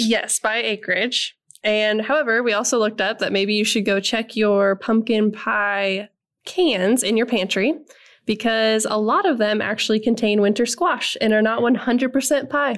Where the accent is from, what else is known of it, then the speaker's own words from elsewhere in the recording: Nebraska, United States; moved away; I am originally from Nebraska